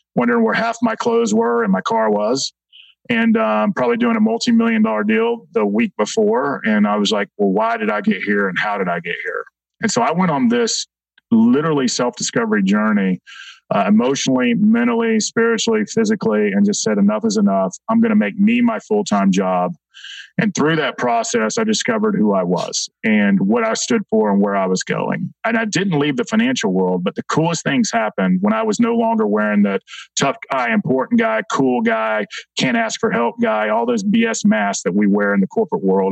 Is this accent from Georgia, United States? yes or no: yes; Atlanta, Georgia, United States; I'll start as a young man in South Atlanta. I grew up in Clayton County